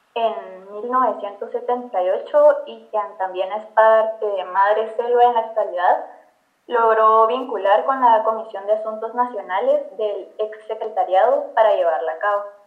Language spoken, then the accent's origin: Spanish; Guatemala; como guatemaltecos